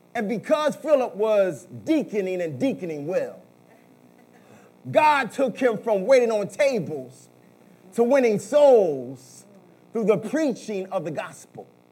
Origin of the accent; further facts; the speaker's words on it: Philadelphia, Pennsylvania, United States; I was growing up in South Philadelphia